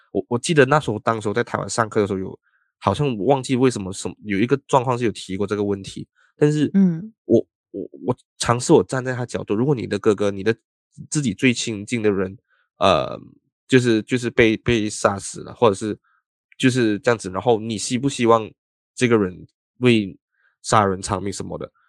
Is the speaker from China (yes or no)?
no; Malaysia; also born or lived in Taiwan; 作为马来西亚人